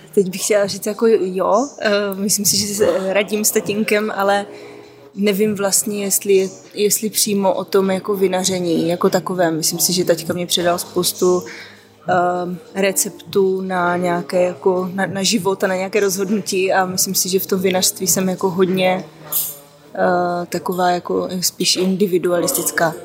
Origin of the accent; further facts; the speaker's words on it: South Moravian Region, Czechia; já pocházím z Jižní Moravy, takže vlastně víno jako vlastně kulturní nápoj je tam už úplně od malička